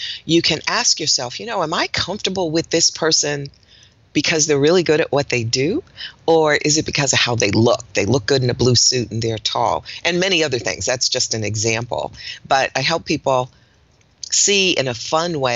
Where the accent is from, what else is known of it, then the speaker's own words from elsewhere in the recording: Newark, New Jersey, United States; now in Greensboro, United States; I was born in Newark, New Jersey. So I'm a Northeasterner, even though I live in Greensboro, North Carolina